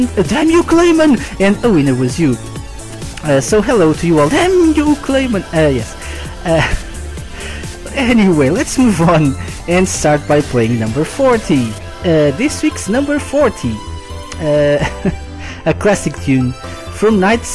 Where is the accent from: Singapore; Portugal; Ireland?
Portugal; I'm live from Portugal.